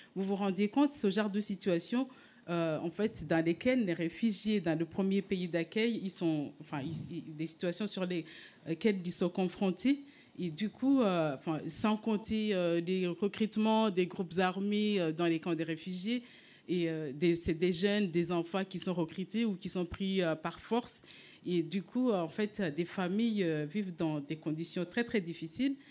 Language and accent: French; Rwanda; moved away as an adult; now in France; je viens du Rwanda